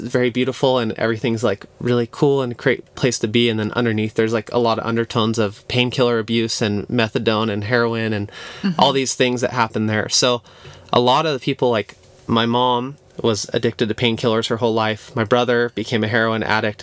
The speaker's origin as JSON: {"language": "English", "town": "Chico", "region": "California", "country": "United States", "tie": "born or raised there", "said": "I grew up in Chico, California, which okay. is a little town"}